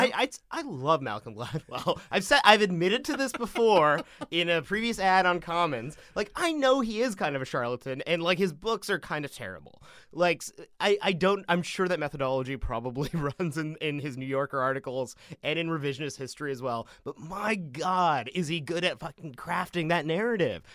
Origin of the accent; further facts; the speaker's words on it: Vancouver, British Columbia, Canada; I grew up in the Punjabi Sikh community in Vancouver, or, like, outside of Vancouver in the suburbs.